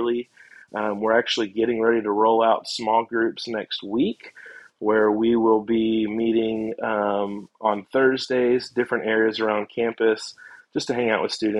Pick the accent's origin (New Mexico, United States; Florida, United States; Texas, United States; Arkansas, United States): Arkansas, United States; Russellville; moved away as an adult; now in Hattiesburg, United States; Hattiesburg reminds me of my hometown. I grew up in a city called Russellville